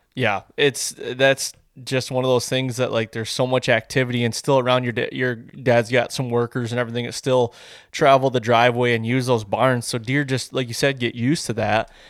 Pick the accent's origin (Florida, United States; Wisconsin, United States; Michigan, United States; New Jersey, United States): Michigan, United States; I'm from Michigan